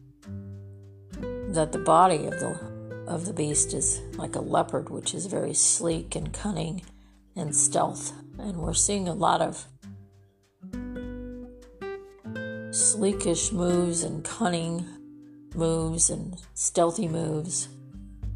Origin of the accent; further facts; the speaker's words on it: California, United States; I'm from California. I grew up there.